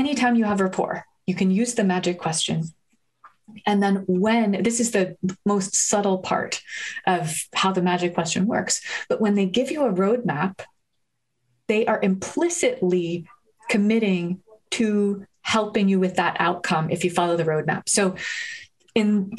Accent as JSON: {"language": "English", "town": "New Haven", "region": "Connecticut", "country": "United States", "tie": "born or raised there", "said": "my hometown of New Haven"}